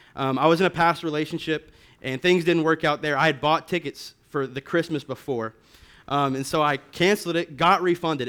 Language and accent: English; Lubbock, Texas, United States; I'm from Lubbock